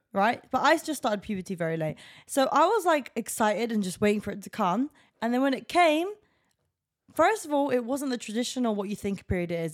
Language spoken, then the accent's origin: English; England, United Kingdom; I'm an English person.